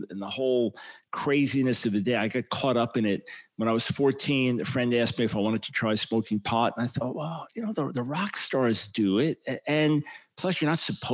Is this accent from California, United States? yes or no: no; Long Island, New York, United States; We moved to Long Island when I was about 7 years old